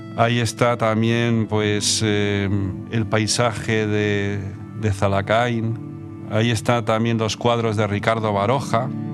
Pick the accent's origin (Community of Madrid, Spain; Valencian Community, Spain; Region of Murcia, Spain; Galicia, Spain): Community of Madrid, Spain; Madrid; moved away as an adult; also born or lived in San Sebastián; now in Bera, Spain; volví a Madrid a seguir con los estudios